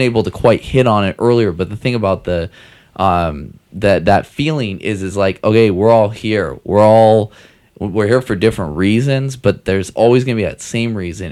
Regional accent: Seattle, Washington, United States; I'm from Seattle

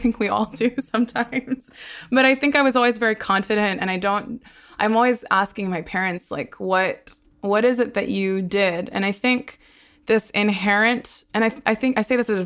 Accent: Brisbane, Queensland, Australia; born or raised there; first language Hebrew; also born or lived in Sydney, Australia / Haifa, Israel

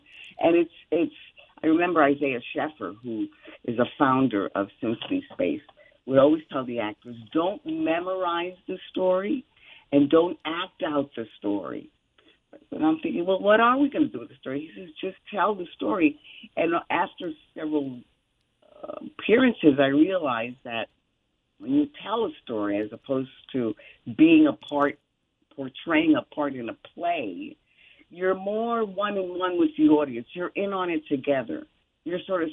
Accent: New York City, New York, United States; I was raised in the Bronx in the 50s

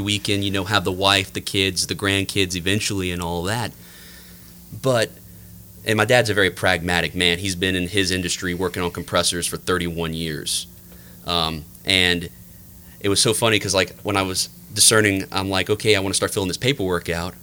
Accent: New Iberia, Louisiana, United States; I'm uh, thoroughly from the Lafayette area. I grew up in New Iberia

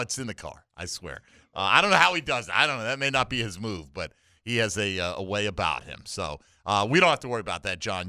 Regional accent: Milford, Connecticut, United States; now in Jacksonville, United States; I'm from Milford many years ago

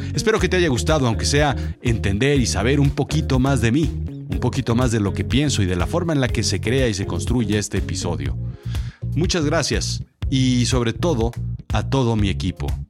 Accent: Mexico; Yo soy mexicano, yo nací aquí

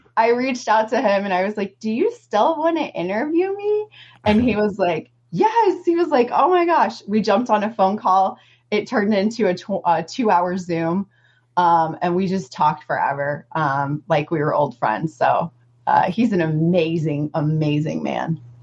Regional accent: Southeast Missouri, United States; I'm from Southeast Missouri, and um, I just ate what everybody from Southeast Missouri eats

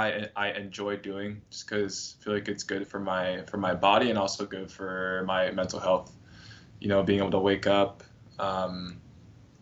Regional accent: Northern California, United States; moved away as an adult; now in Miami, United States; growing up in Northern California, most of the beach days were a little bit chilly.

